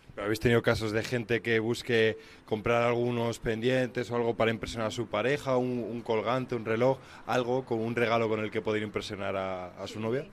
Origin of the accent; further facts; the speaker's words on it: Spain; los españoles no somos